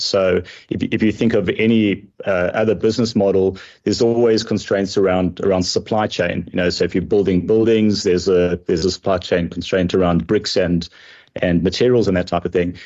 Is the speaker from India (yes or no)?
no; South Africa; moved away as an adult; now in United States; I am proudly South African. Even though I do live in, in America, I still consider South Africa to be my, my home country